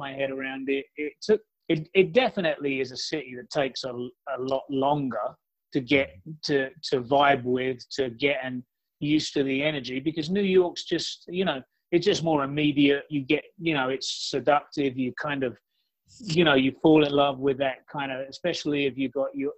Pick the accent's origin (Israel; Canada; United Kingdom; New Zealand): United Kingdom; moved away as an adult; now in Los Angeles, United States; I'm from London, pretty much, from England, just outside of London. You know, so I grew up near one of the biggest cultural cities in the world